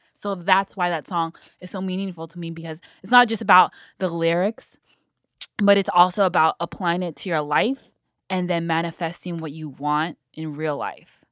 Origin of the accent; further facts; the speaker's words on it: San Fernando Valley, California, United States; born and raised in the Valley